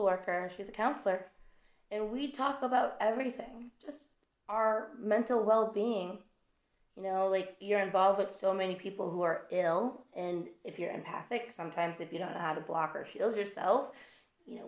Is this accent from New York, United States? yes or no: no; Massachusetts, United States; moved away as an adult; I'm from Massachusetts. I left Massachusetts.